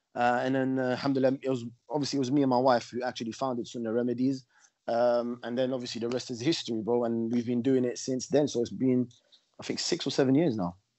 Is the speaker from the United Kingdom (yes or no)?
yes; London, United Kingdom; also born or lived in Morocco (ancestry); grew up uh, in uh, northwest London